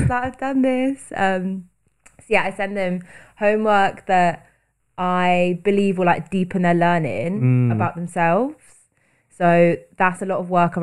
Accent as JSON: {"language": "English", "town": "Bristol", "region": "South West England", "country": "United Kingdom", "moved": "as an adult", "lives_now": "London, United Kingdom", "said": "I'm originally from Bristol and I've been living in London for over 6 years, currently living in Hackney"}